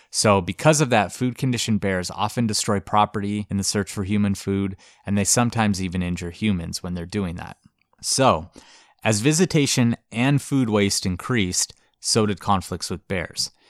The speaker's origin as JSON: {"language": "English", "region": "Montana", "country": "United States", "said": "Montana, which is my home state."}